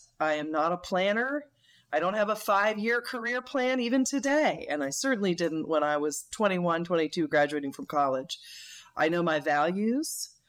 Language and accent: English; Northeast, United States; And I enjoyed growing up in the Northeast. When I left the Northeast, I thought, well, now I'm going to really discover what America's like.